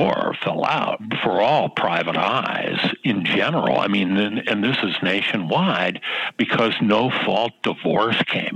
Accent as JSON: {"language": "English", "town": "Los Angeles", "region": "California", "country": "United States", "tie": "born or raised there", "said": "LA's my hometown"}